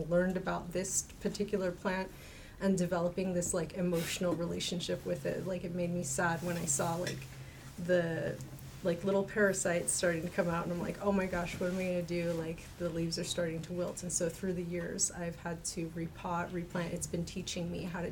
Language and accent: English; Alaska, United States; also born or lived in Two Grey Hills, New Mexico; now in Salt Lake City, United States; I grew up in Alaska mostly